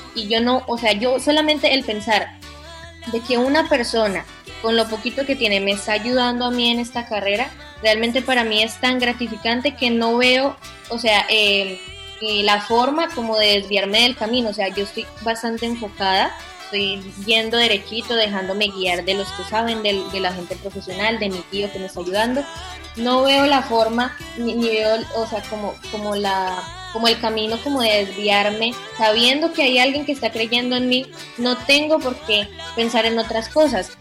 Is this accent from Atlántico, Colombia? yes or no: no; Manzanares, Caldas, Colombia; born or raised there; now in Melgar, Colombia